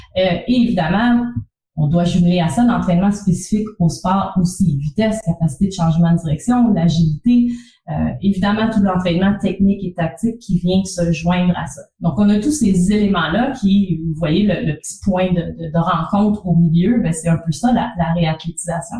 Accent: Trois-Rivières, Quebec, Canada; also born or lived in Montreal; l'Université du Québec à Trois-Rivières, qui est en fait ma ville natale

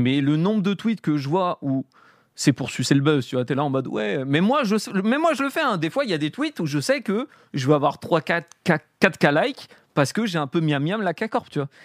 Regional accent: Paris, Île-de-France, France; j'ai grandi à Paris

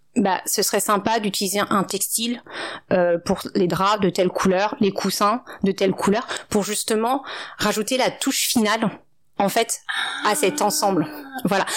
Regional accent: Paris, Île-de-France, France; also born or lived in Maubeuge / Ivry-sur-Seine / China; mes parents ont déménagé euh, quand j'avais 3 ans dans le 18e arrondissement de Paris, dans le quartier de Max où il y a actuellement encore toujours une petite communauté asiatique. Donc j'ai fait toute mon enfance là-bas.

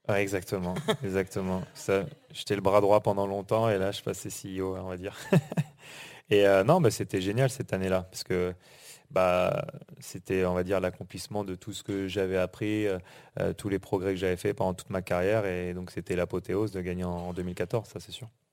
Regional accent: Normandy, France; moved away; also born or lived in United States; on est on est de Normandie on a grandi en Normandie

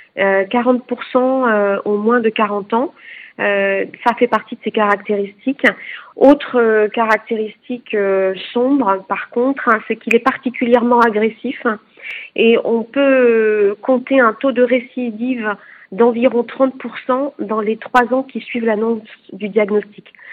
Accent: France; chez nous en France

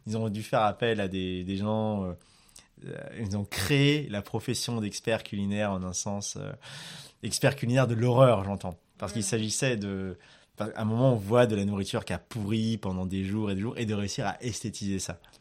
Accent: Madagascar; quand j'étais petit à Madagascar

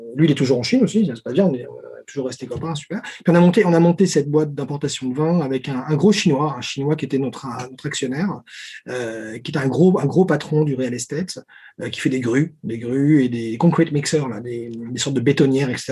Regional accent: Paris, Île-de-France, France; moved away as an adult; also born or lived in Lyon / China; Je suis né à Paris

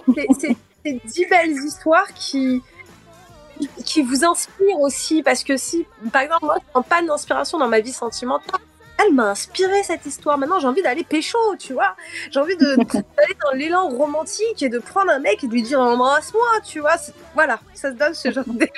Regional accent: Cape Verde; je suis capverdienne

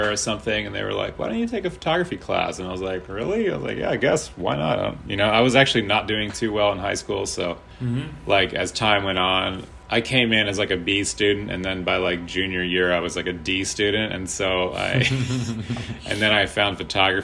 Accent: Charlottesville, Virginia, United States; also born or lived in Philadelphia / New York; now in Richmond, United States; going back to my hometown

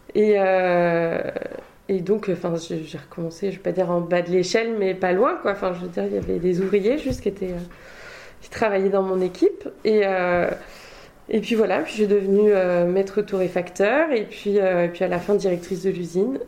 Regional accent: Eure-et-Loir, Centre-Val de Loire, France; moved away as an adult; also born or lived in Angers / Mexico / Argentina / Spain; now in Bordeaux, France; j'ai grandi en Eure-et-Loire. Euh, donc assez proche de la région parisienne finalement, enfin la limite entre la Normandie et, la région parisienne.

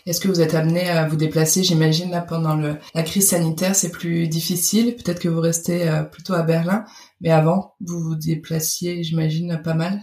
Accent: France; moved away as an adult; now in Germany; je suis française et habite en Allemagne depuis maintenant 9 ans

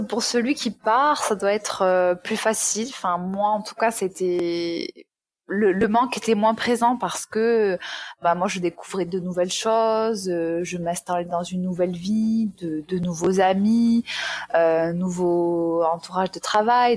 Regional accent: Aveyron, Occitania, France; accent: southern; moved away as an adult; also born or lived in Toulouse; now in Miami, United States; je suis née en Aveyron, donc dans le sud de la France, et euh, après j'ai quitté ce département pour aller faire mes études à Toulouse où j'ai vécu 8 ans. Donc, c'est bien l'accent du sud que tu entends

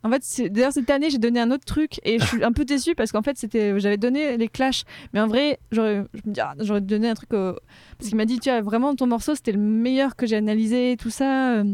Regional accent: Casablanca, Casablanca-Settat, Morocco; moved away as an adult; now in Paris, France; j'ai grandi à Casablanca au Maroc mhm. de mes trois mois à mes 18 ans

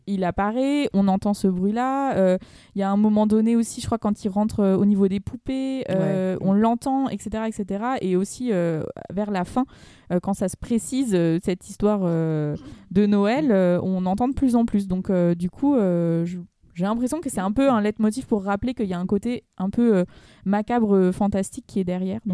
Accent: Aubervilliers, Île-de-France, France; j'ai grandi à Aubervilliers au milieu des tours

